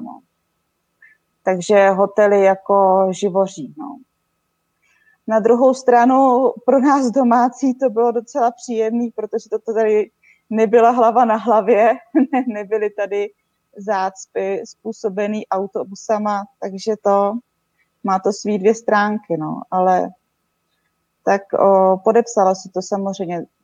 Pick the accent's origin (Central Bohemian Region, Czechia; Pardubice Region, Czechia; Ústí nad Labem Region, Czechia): Pardubice Region, Czechia; Česká Třebová; moved away as an adult; now in Slovenia; pocházím z Český Třebový